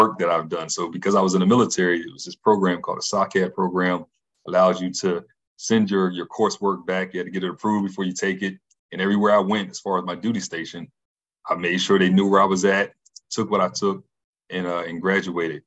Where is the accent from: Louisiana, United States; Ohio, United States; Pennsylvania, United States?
Pennsylvania, United States; Philadelphia; I was a pretty good kid growing up in Philly